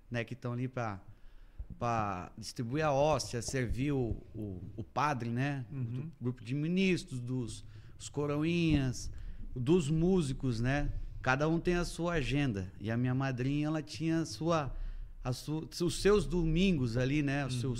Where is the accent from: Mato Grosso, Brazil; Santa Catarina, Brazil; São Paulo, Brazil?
Santa Catarina, Brazil; Massaranduba; Então, eu eu sou natural de Massaranduba